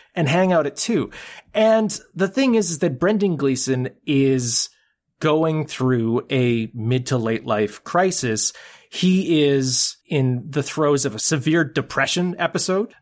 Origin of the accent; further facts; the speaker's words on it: Canada; being a Canadian